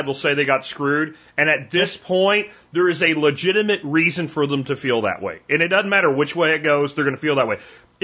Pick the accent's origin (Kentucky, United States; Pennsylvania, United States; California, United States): Pennsylvania, United States; moved away; I'm from Pennsylvania